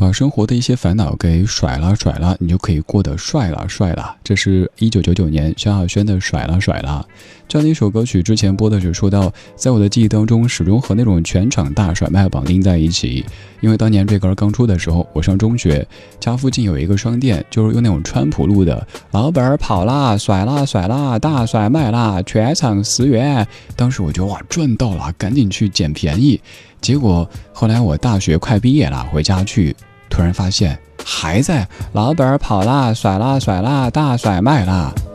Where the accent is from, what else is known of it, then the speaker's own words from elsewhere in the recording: Southwest China, China; 我一个西南人